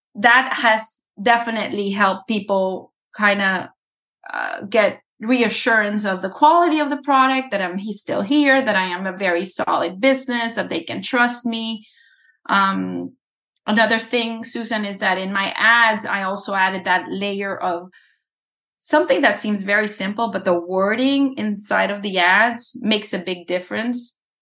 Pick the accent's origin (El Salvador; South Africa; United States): El Salvador; moved away; I was born in El Salvador